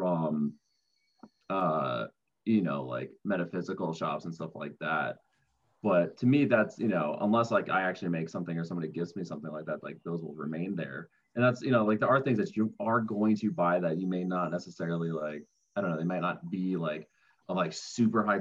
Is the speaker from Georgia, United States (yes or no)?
no; Minnesota, United States; growing up in Minnesota was, you know, a huge advantage because there is still a lot of nature out there, especially where I grew up